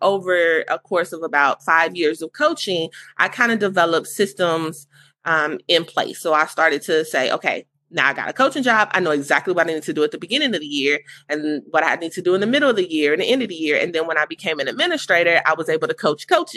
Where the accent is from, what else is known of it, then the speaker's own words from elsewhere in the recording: Gary, Indiana, United States; moved away as an adult; now in Indianapolis, United States; So I'm actually from Gary, Indiana, and I relocated to Indianapolis about 11 years ago.